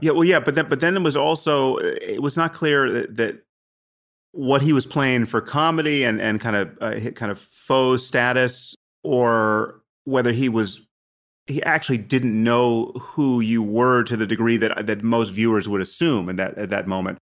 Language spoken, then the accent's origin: English; United States; I'm from America